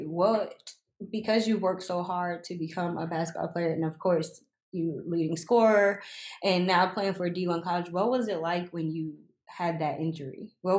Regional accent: Plainfield, New Jersey, United States; now in Georgia, United States; Well, not from. I was born in Muhlenberg Hospital.

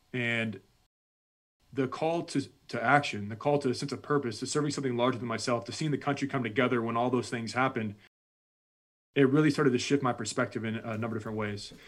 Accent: United States; I'm this American, I'm a combat veteran at this point

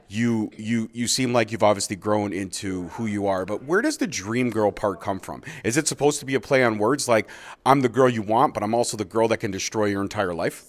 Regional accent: Scotland, United Kingdom; I am Scottish.

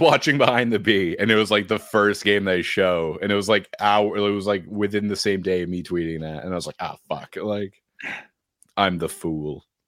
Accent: New Hampshire, United States; I'm from New Hampshire.

